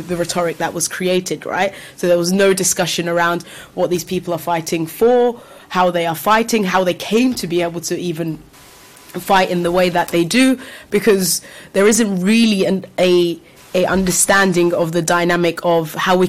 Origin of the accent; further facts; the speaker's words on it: London, United Kingdom; I'm from London, so particularly in this country.